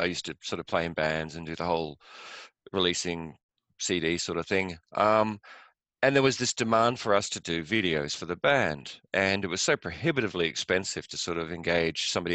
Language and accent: English; England, United Kingdom; moved away; also born or lived in west coast of Ireland; I grew up in England, went to school there